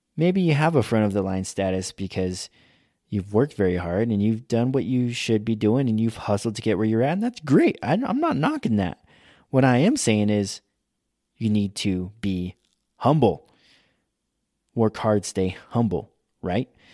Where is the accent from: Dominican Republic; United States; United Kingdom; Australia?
United States; we are American